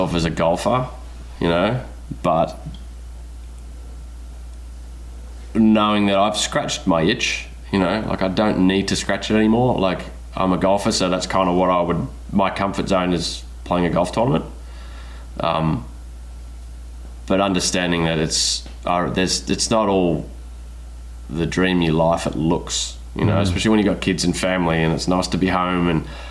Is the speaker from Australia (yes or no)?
yes; Australia; moved away as an adult; I spent 20 years not in my home country, you know, and I'm kind of enjoying being around my people a little bit